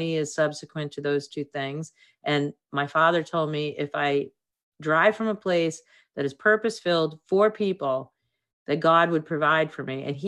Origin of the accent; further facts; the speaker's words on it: Boston, Massachusetts, United States; You know, I'm from Boston.